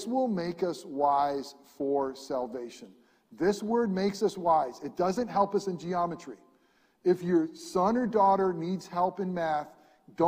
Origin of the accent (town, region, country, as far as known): upstate New York, United States; born or raised there